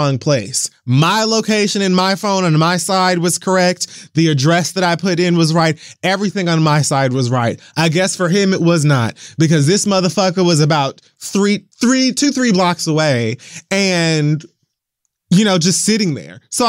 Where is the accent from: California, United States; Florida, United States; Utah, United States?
Florida, United States; Miami; moved away; being away from my hometown has allowed me to appreciate it far, far, far more than when I lived here.